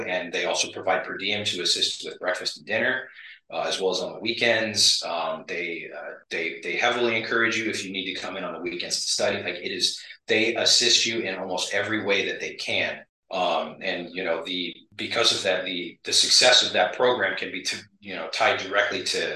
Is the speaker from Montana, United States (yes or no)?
no; Eugene, Oregon, United States; moved away as an adult; also born or lived in Virginia Beach, Virginia; I'm originally from Eugene, Oregon, prior to joining the Navy, which I spent 9 years in.